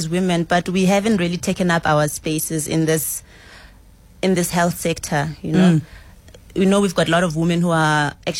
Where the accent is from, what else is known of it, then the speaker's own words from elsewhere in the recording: Limpopo, South Africa; I'm from Limpopo